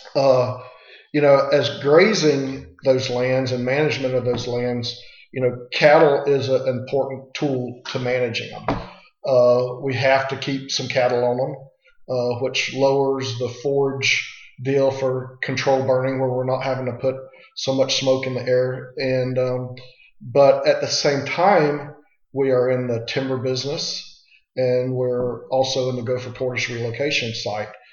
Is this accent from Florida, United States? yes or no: yes; Manatee County, Florida, United States; I grew up on a small family cattle ranch. Um, we are. I'm a sixth generation. My kids are seventh of Manatee County, Florida.